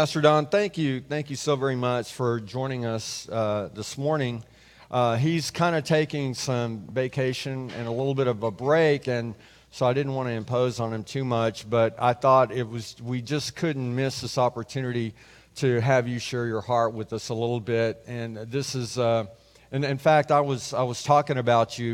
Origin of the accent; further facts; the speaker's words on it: Calallen, Texas, United States; I grew up in Cal Allen